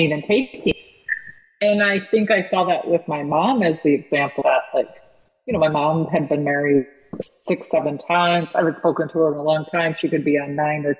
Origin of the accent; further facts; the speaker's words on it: California, United States; also born or lived in Los Angeles area; And we were from the West Coast and I was born in California.